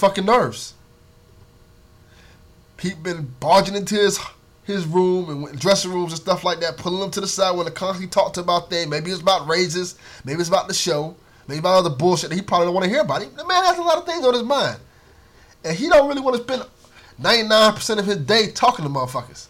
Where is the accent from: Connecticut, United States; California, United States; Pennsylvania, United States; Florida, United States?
Florida, United States; Miami; I grew up a poor black kid from Miami, Florida. You know, the streets, I grew up in Liberty City